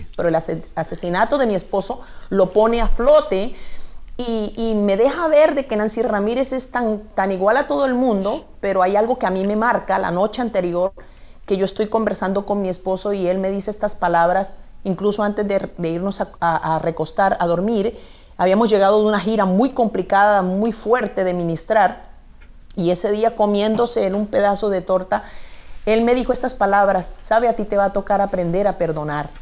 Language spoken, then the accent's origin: Spanish; Colombia; Soy de origen de Colombia